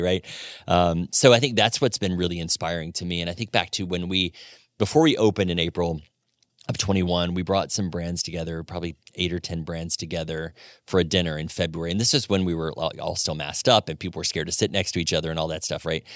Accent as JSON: {"language": "English", "region": "Florida", "country": "United States", "tie": "born or raised there", "also_born_or_lived": "Atlanta / Birmingham, Alabama / Knoxville, Tennessee / New York City", "moved": "as an adult", "lives_now": "Fort Wayne, United States", "said": "born and raised in Florida"}